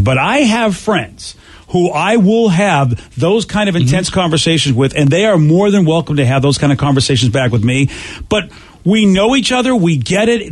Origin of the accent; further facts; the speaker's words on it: Boston, Massachusetts, United States; I'm from Boston